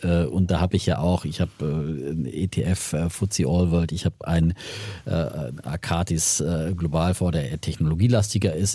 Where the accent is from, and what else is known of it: Franconia, Bavaria, Germany; accent: Franconian